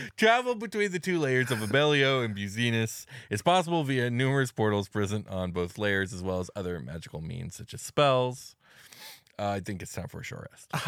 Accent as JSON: {"language": "English", "town": "Arcadia", "region": "California", "country": "United States", "tie": "born or raised there", "said": "the name of the city that I was brought into this world in and the plane of existence of the same name"}